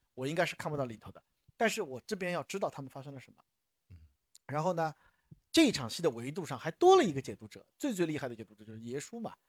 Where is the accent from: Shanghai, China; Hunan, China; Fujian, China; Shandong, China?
Shanghai, China; 我们从小在，在上海这个地界长大的人